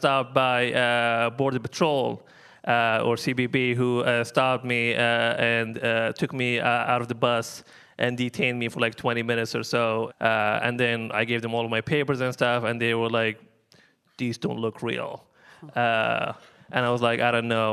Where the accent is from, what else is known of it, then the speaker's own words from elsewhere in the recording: Libya; moved away; I'm from Libya. Originally, that's where I'm from.